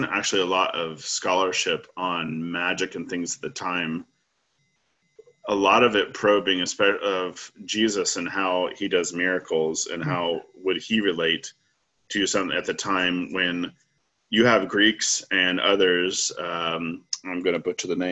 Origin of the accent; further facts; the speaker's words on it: Arkansas, United States; when I was growing up in Arkansas